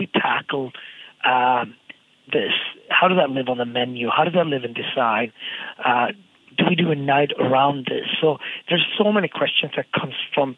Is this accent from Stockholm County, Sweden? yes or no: no; Gothenburg, Västra Götaland, Sweden; now in New York, United States; the city that I grew up in Sweden, Gothenburg